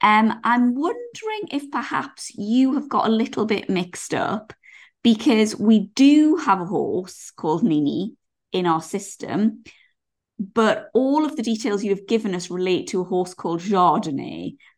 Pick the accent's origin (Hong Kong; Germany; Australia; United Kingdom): United Kingdom; England; I think I'm showing English people in a bad light.